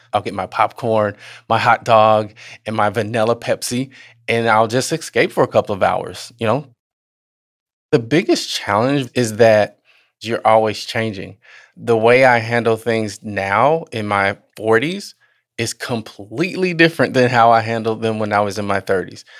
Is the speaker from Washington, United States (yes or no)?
no; Southern Illinois, United States; also born or lived in Chicago, Illinois; She moved us to Southern Illinois, and that's where I grew up